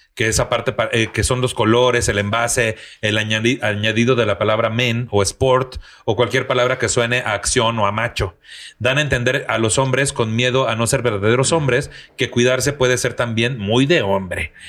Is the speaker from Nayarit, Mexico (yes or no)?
no; Tampico, Tamaulipas, Mexico; moved away; en mi tierra, que tú sabes, güey, que allá en Tampico